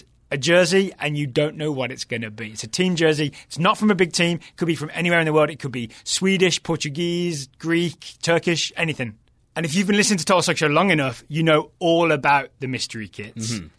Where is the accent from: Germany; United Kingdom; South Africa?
United Kingdom; England; as a neutral, I kind of lean England, I guess, just being English, but it was really enjoyable to watch here in the office.